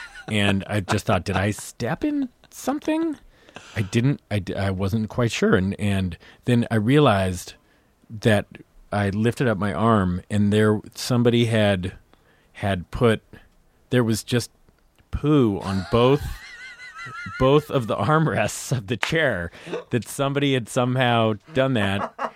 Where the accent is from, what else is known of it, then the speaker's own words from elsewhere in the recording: Lafayette, California, United States; I was, uh, outside San Francisco